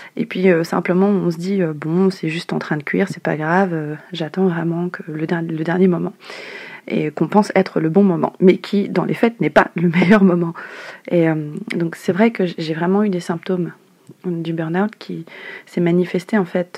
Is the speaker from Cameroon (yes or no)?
no; Madagascar; now in Paris, France; je suis malgache